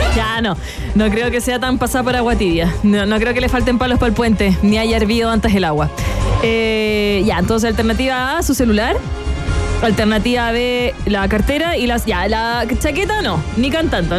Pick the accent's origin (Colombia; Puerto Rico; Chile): Chile; a mí me gusta mi país